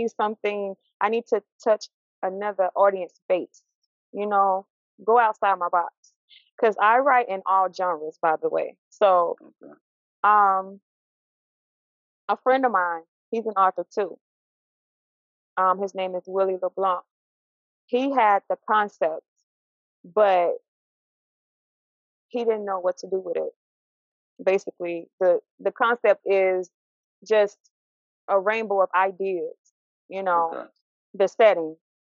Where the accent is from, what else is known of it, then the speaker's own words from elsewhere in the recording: Mississippi, United States; moved away as an adult; now in Pennsylvania, United States; Born and raised in Mississippi. I relocated to Pennsylvania in 2013